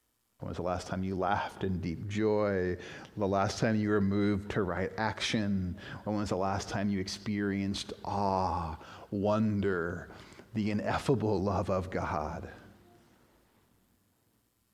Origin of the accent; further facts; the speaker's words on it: Chicago, Illinois, United States; I was born in Chicago.